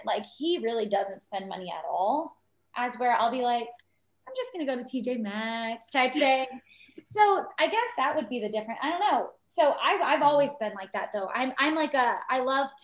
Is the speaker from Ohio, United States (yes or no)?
no; Lawrenceville, Georgia, United States; I'm from the Lawrenceville area in Georgia